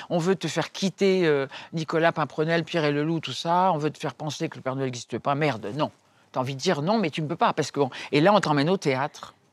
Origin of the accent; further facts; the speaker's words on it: Dakar, Senegal; born there; also born or lived in Cameroon / Congo; oui, je suis née à Dakar et puis on a été, mon père était euh, journaliste, donc il nous a emmenés partout, il nous a donné le sens du voyage, voilà. Après on était au Cameroun, après on était au Congo, Kinshasa